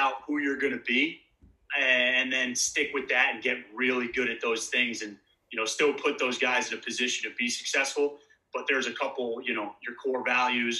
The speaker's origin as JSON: {"language": "English", "region": "New Jersey", "country": "United States", "also_born_or_lived": "Poughkeepsie, New York", "moved": "as an adult", "said": "I am from New Jersey originally."}